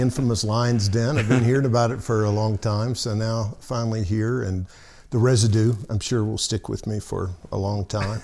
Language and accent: English; Alabama, United States; moved away; I grew up in Alabama